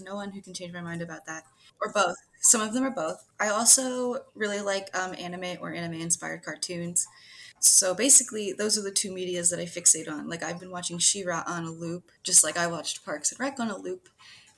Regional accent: Pennsylvania, United States; I'm from the United States and from the good old state of Pennsylvania

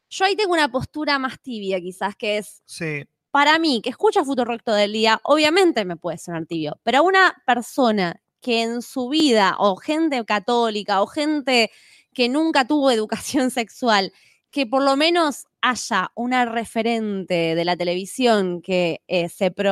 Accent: Toledo, Ohio, United States; soy de Toledo, Ohio.

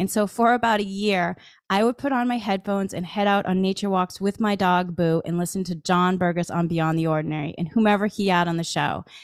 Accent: Massachusetts, United States; I grew up in Massachusetts

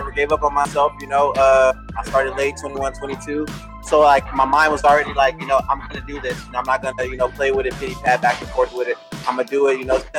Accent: Long Beach, California, United States; moved around like California, but you know, mainly Long Beach.

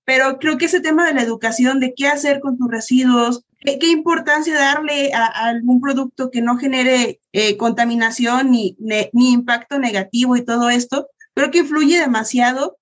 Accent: Mexico; somos mexicanos, pero somos unos mexicanos fregones

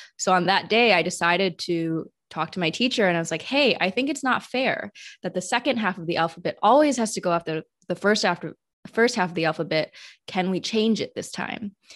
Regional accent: Madison, Wisconsin, United States; I was born in Madison, Wisconsin, which was a really white area, you know, as one of the few Chinese families um, growing up in that space

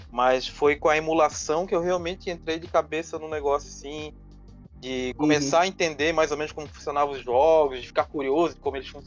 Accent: Florianópolis, Santa Catarina, Brazil; Eu sou aqui de Florianópolis, né? nasci

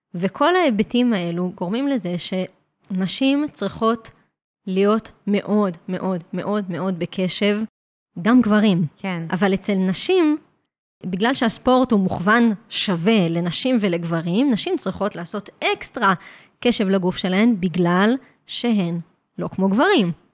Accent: Jerusalem, Jerusalem District, Israel; גדלתי בתוך סטודיו להתאמנות מכשירים. להורים שלי יש סטודיו מאוד מאוד ותיק שנקרא פליק פלאק. Uh, כבר יותר מ-30 שנה בירושלים

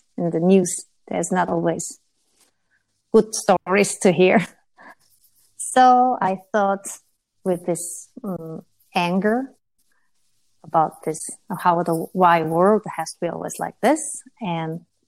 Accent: Seoul, South Korea; I came from Seoul

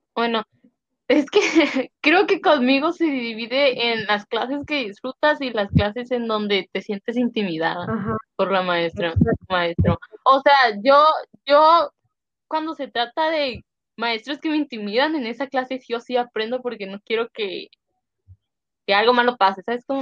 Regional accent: Mexico; first language Spanish; now in United States; como soy mexicana y mi primer idioma no es inglés

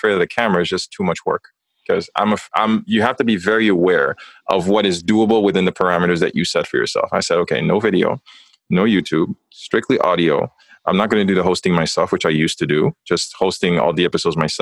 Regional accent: Haiti; moved away; also born or lived in North America; growing up in Haiti, you grow up with that very heavy weight of the identity of being a man

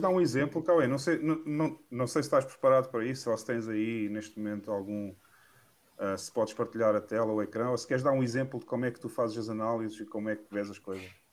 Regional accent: Portugal; Eu adoro Portugal, é o país onde eu nasci

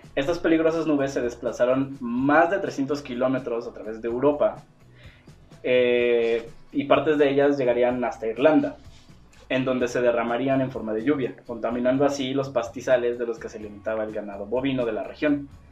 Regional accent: Mexico; somos mexicanos

